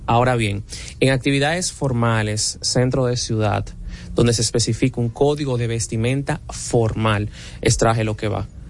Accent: Dominican Republic; nosotros como dominicanos

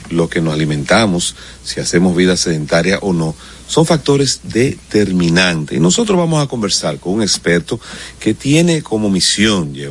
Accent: Dominican Republic; soy dominicano.

